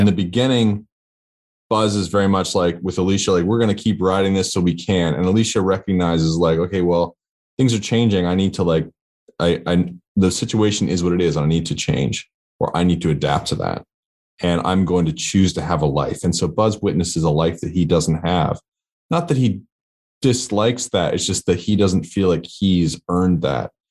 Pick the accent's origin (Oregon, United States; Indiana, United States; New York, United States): Oregon, United States; Portland; moved away as an adult; my, a hometown in Portland, Oregon